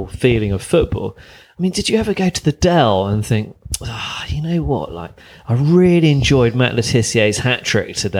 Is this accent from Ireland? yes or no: no; Bath, South West England, United Kingdom; I grew up in the West Country in Bath.